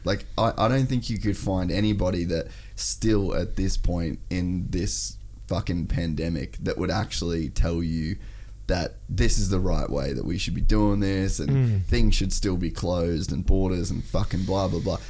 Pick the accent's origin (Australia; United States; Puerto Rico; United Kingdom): Australia; we're fucking white, we're Australian, we own our own business